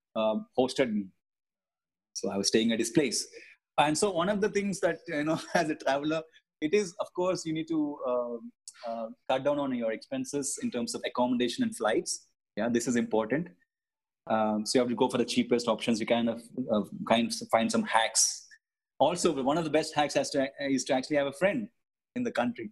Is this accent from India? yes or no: yes; India; as an Indian uh, passport holder